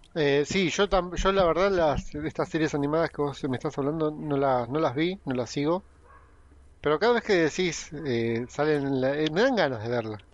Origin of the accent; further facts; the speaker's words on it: Argentina; somos los argentinos